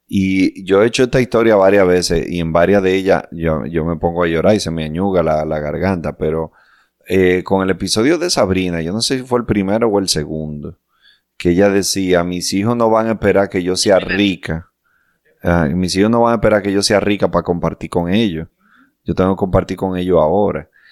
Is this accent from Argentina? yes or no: no; Dominican Republic; nosotros somos un país chiquitico